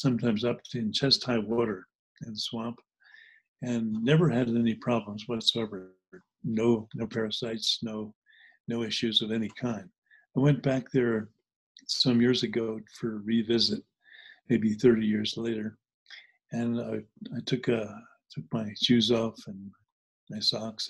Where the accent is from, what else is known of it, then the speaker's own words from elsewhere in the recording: New Jersey, United States; also born or lived in New Hampshire; When I grew up in New Jersey, I grew up part-time in New Jersey and part-time in New Hampshire